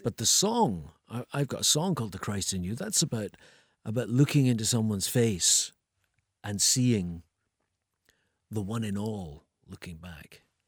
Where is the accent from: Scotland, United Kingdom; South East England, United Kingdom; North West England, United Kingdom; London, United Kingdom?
Scotland, United Kingdom; Edinburgh; moved away; also born or lived in Ayr; I'm from Edinburgh, but, but I spent my teenage years in Ayr.